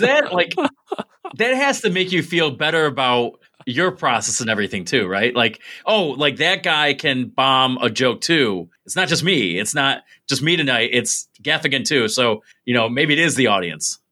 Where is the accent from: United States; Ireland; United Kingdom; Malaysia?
United States; Binghamton, New York; born or raised there; also born or lived in Mansfield, Pennsylvania